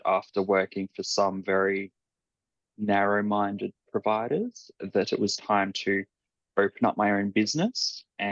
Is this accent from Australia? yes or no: yes; Ipswich, Queensland, Australia; also born or lived in Raby Bay, Queensland; I spent my primary school through to early high school years in Ipswich and then moved to Raby Bay with the rest of the family